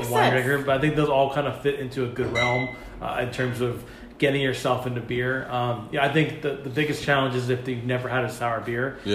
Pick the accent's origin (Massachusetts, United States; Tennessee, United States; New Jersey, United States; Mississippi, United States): Massachusetts, United States; from New England, I grew up in Massachusetts